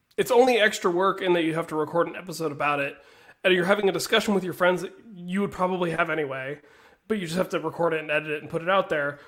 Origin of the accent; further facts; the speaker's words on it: West Virginia, United States; growing up in West Virginia